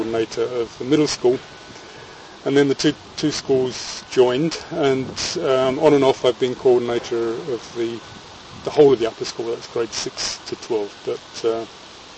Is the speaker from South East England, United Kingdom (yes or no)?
no; London, United Kingdom; moved away as an adult; also born or lived in Exeter / Bedford; now in Germany; I'm a Londoner